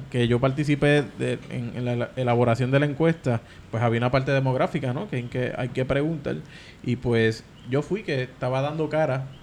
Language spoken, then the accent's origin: Spanish; U.S. Virgin Islands; born there; Yo nací en Islas Vírgenes, pero mis padres no son de aquí.